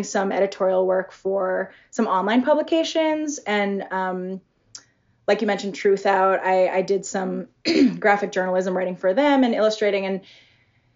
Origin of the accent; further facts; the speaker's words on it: outside of Boston, Massachusetts, United States; moved away as an adult; also born or lived in Seattle; I'm originally from the East Coast, from outside of Boston.